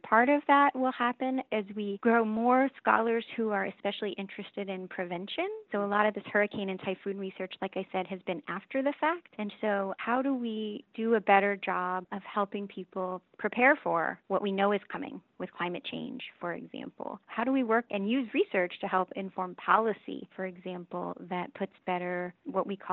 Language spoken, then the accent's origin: English; California, United States; moved away; I'm originally from California